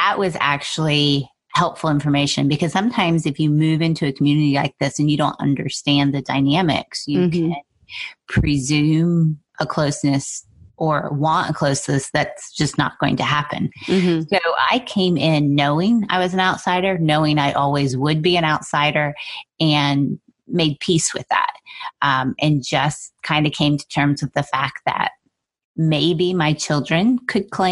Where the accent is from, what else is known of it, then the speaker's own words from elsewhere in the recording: Pennsylvania, United States; now in Roanoke County, United States; I grew up in Pennsylvania